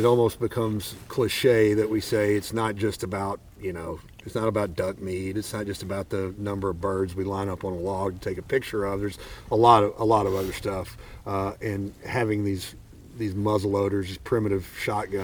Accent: Arkansas, United States; I'm from Arkansas.

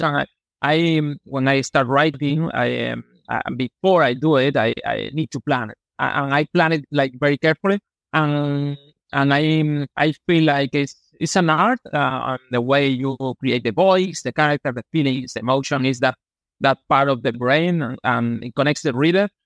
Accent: Malaga, Andalusia, Spain; English is a second language; I grew up here in Malaga. I actually I still live here in my hometown

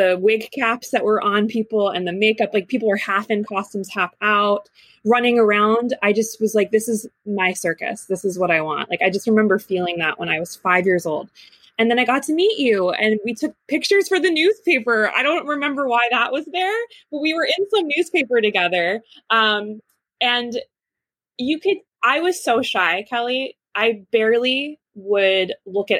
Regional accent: New Jersey, United States; When I was about 5 years old, I come from New Jersey

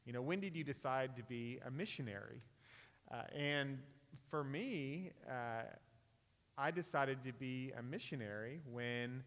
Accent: Northern California, United States; I'm from Northern California, and my family was probably like the average family in Northern California

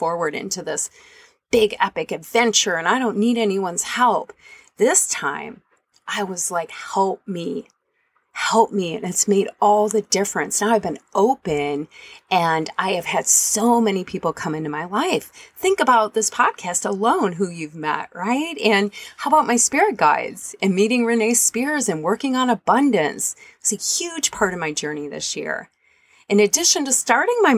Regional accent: Michigan, United States; moved away; I ended up in my home state

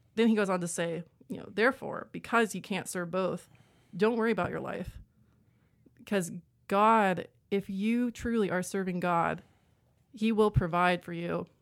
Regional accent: Columbia, Tennessee, United States; moved away as an adult; also born or lived in Birmingham, Alabama / Knoxville, Tennessee; now in Chattanooga, United States; I am from Columbia, Tennessee

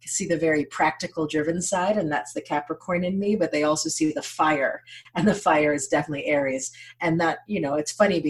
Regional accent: United States; it has been a gift to be born an American. Both of my parents were born in Haiti, born and raised in Haiti

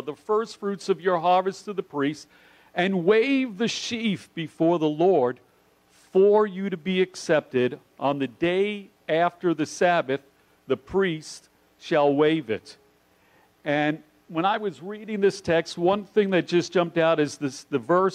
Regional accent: New York City, New York, United States; I grew up in New York City

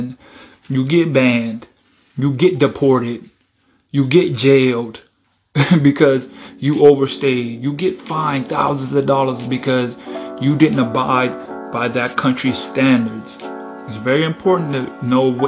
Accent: Bahamas; moved away; I was born in Bahamas

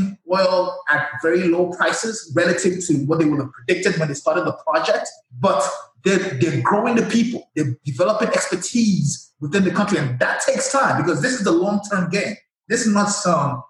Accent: Nigeria; moved away as an adult; I'm from Nigeria, born and raised

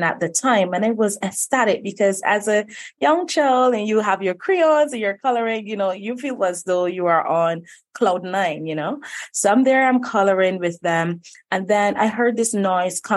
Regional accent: Barbados; young girl coming from Barbados, born and raised right here

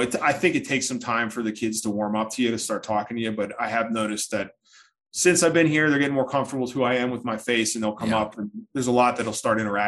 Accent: Philadelphia, Pennsylvania, United States; moved away as an adult; also born or lived in Pittsburgh, Pennsylvania; I grew up in the Philadelphia area

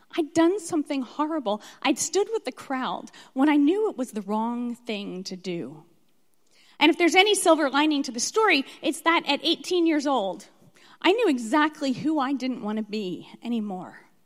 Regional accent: Philadelphia, Pennsylvania, United States; moved away as an adult; also born or lived in Alabama; I was born in Philadelphia

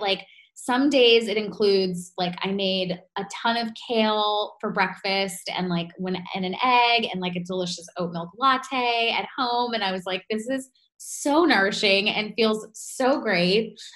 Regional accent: New York, United States; being a New Yorker

